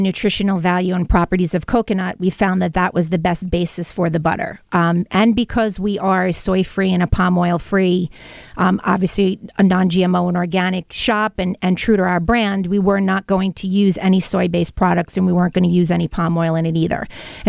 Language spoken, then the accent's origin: English; Brooklyn, New York, United States; You know, growing up in Brooklyn, butter was a staple in our home.